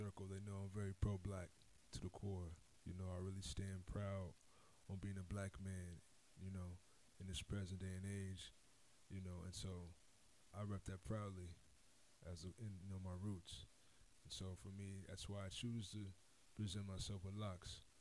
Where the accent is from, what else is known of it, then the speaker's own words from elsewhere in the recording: Las Vegas, Nevada, United States; moved away; I'm from Las Vegas